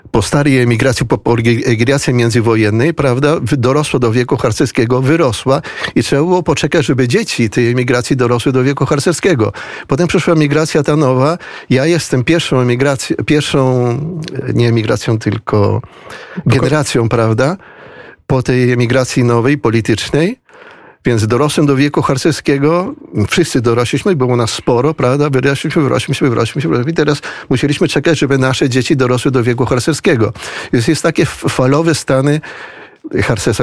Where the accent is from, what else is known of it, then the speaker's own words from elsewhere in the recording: Buenos Aires, Argentina; ja jestem z Buenos Aires, w samym mieście Buenos Aires. Urodziłem się w Buenos Aires